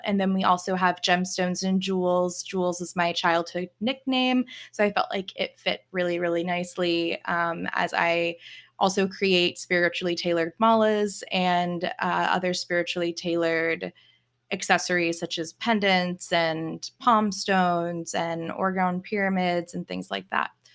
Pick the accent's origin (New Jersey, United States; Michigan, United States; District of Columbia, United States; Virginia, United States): Virginia, United States; moved away as an adult; also born or lived in Germany / New York City / Texas; now in Memphis, United States; raised in Virginia to a military family